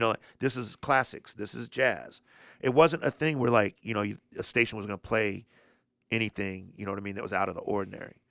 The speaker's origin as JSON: {"language": "English", "town": "Indianapolis", "region": "Indiana", "country": "United States", "tie": "born or raised there", "said": "I'm from Indianapolis."}